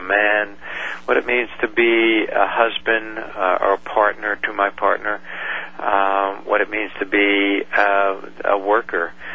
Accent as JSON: {"language": "English", "region": "New York", "country": "United States", "tie": "born or raised there", "said": "when my dad would go off to work in New York, uh, we grew up in New York"}